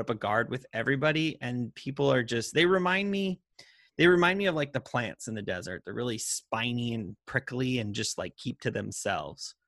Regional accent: Montana, United States; moved away; also born or lived in Las Vegas; we grew up in Montana

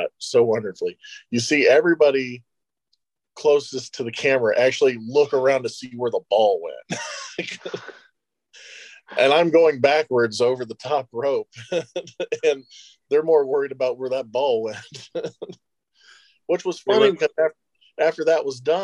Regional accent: United States; my hometown at the time, which was Shelby County

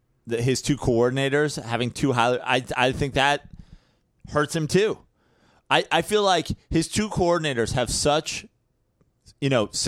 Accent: Brooklyn, New York, United States; I came from Brooklyn.

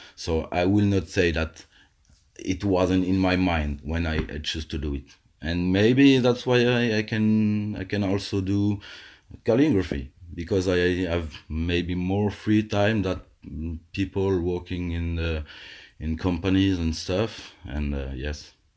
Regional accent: Alsace, Grand Est, France; I live in, uh, in a cozy little house in my hometown where I grew up

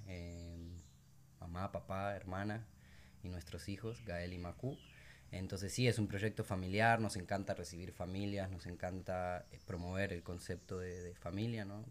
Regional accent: Buenos Aires, Argentina; moved away as an adult; also born or lived in Sierra Nevada de Santa Marta, Colombia; now in Minca, Colombia; yo soy de Argentina, eh, de Buenos Aires

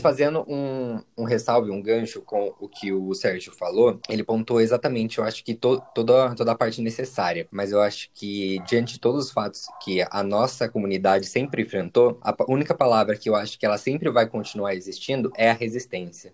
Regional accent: Aguaí, São Paulo, Brazil; eu sou da cidade de Aguaí, São Paulo

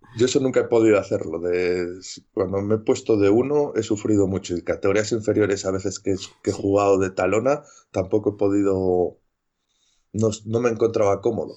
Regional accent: Valladolid, Castile and León, Spain; also born or lived in Medina de Rioseco; yo soy de Valladolid, pero soy de un pueblo de, unos 40 mm, kilómetros de Valladolid, se llama Medina de Río Seco, y yo me, yo me crié ahí hasta los 12 años

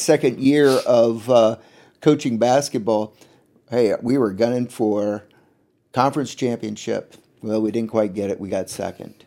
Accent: Chenoa, Illinois, United States; it was fun growing up in Shinoa

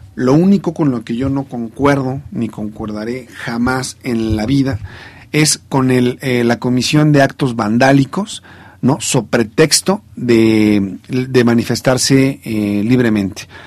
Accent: Mexico; somos los mexicanos

